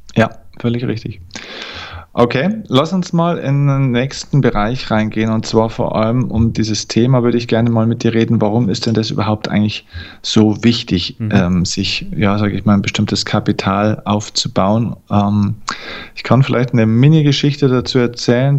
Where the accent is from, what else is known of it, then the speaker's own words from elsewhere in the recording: Germany; bei uns in Deutschland